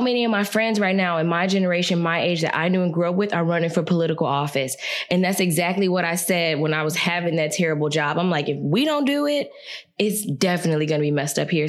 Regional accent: Gary, Indiana, United States; moved away as an adult; now in Lafayette, United States; Like growing up in Gary, I definitely feel like there was a sort of freedom in it.

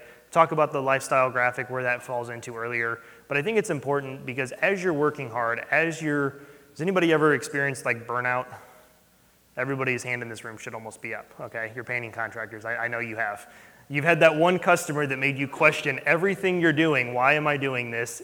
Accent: St. Louis, Missouri, United States; We're from St. Louis

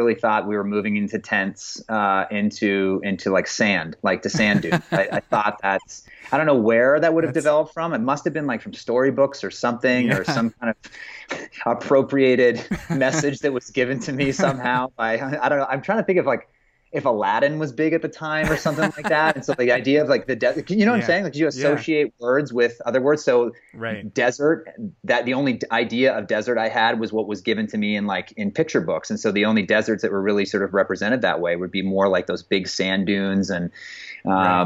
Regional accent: Phoenix, Arizona, United States; also born or lived in Toronto, Canada / Vancouver, Canada / Scottsdale, Arizona; I pretty much grew up here most of my formative years, and where most of my faith-based adolescence and development and sort of, you know, what ended up sort of developing into a complete ideology and belief system sort of formed while I was here growing up in the Phoenix area.

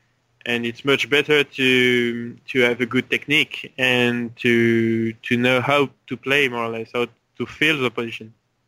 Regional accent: French Polynesia; So I started to play chess in Tahiti when I was 7 with my father.

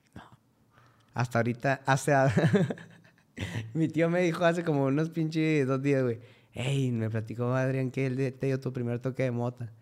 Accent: Cuauhtémoc, Chihuahua, Mexico; moved away; Vengo de Cuauhtémoc, Chihuahua

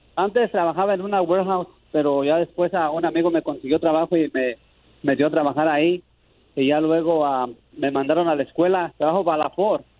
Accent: Apatzingán, Michoacán, Mexico; yo soy de Patingán

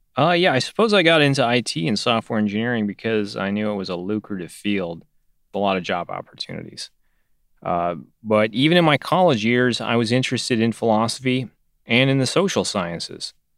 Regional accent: Northern California, United States; I grew up in Northern California

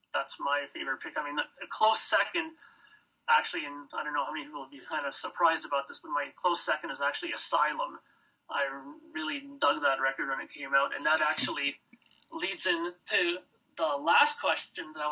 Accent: Toronto, Ontario, Canada; now in Brampton, Canada; I'm from Toronto

